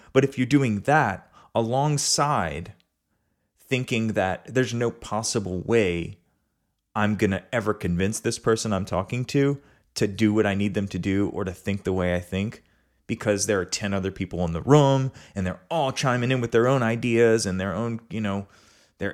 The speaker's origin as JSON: {"language": "English", "town": "River Ridge", "region": "Louisiana", "country": "United States", "tie": "born or raised there", "said": "I grew up in River Ridge, Louisiana"}